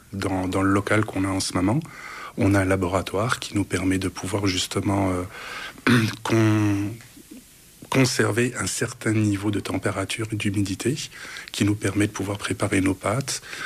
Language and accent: French; Italy; moved away as an adult; now in Canada; chez nous en Italie